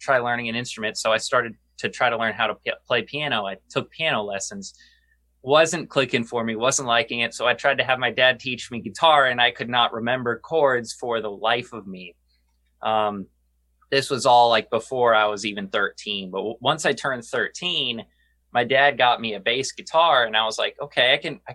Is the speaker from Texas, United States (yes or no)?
yes; San Antonio, Texas, United States; also born or lived in Duluth, Minnesota; Me and Josh are from San Antonio, Texas. And we were both born in Duluth, Minnesota, but very young age, we moved to San Antonio